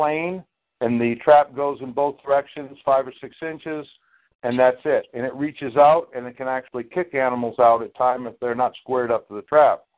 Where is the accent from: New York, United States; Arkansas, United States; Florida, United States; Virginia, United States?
New York, United States; upstate; I'd say New York